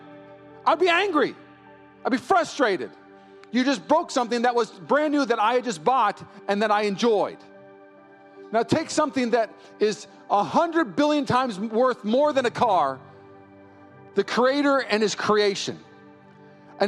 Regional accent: Puyallup, Washington, United States; now in East Bay, United States; I grew up in Puyallup, Washington

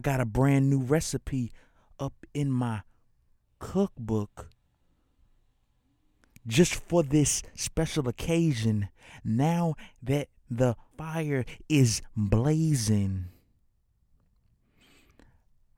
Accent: Birmingham, Alabama, United States; as a kid growing up in Miss Gardner's class, sixth grade. You know what I'm saying? At Cornerstone Schools, Alabama, in the city of Woodlawn.

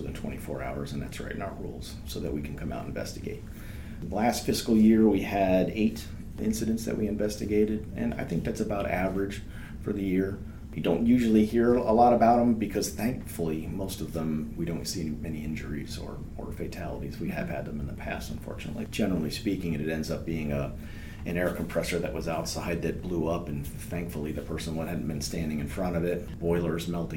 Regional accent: Vermont, United States; moved away as an adult; now in North Carolina, United States; I'm from Vermont originally

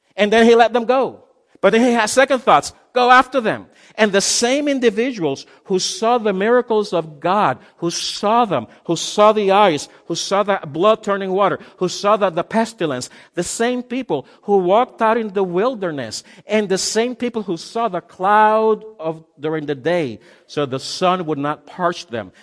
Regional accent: Miami, Florida, United States; I'm from Miami

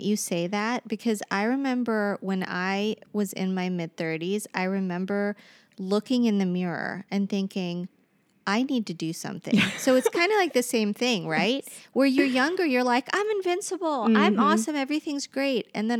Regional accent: Cincinnati, Ohio, United States; I came back to Cincinnati in order to work here because I'm originally from Cincinnati.

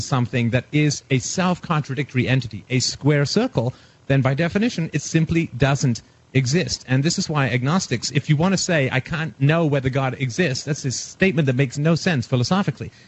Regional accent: England, United Kingdom; moved away; I was raised in England in religion. I was in boarding school

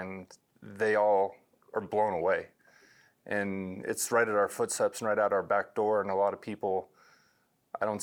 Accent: Pocatello, Idaho, United States; I'm born and raised in Pocatello, Idaho.

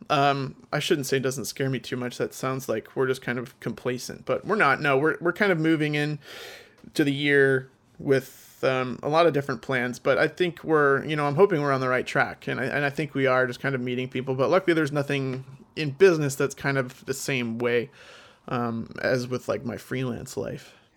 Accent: New Jersey, United States; I'm from North Jersey. I'm about sixteen miles outside of Manhattan

